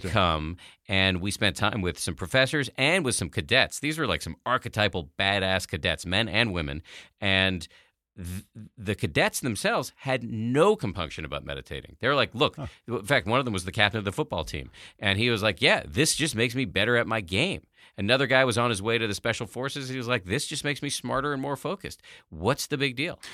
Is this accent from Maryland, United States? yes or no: no; Massachusetts, United States; I was raised in the People's Republic of Massachusetts by a pair of atheist scientists